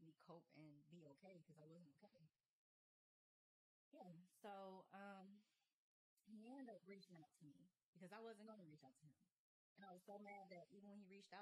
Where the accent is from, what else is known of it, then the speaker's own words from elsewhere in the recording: Gary, Indiana, United States; accent: country; moved away as an adult; also born or lived in Houston; now in Atlanta, United States; Indiana is not where I'm from. I'm from Gary, Indiana.